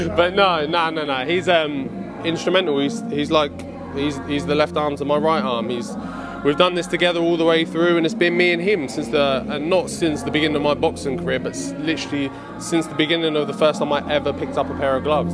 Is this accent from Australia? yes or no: no; Ipswich, East of England, United Kingdom; we're from Ipswich, East Anglia